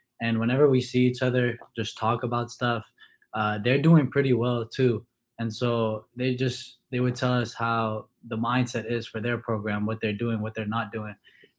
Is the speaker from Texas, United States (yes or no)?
yes; Houston, Texas, United States; born there; I was born in Houston, but both of my parents are originally from Syria in the Middle East.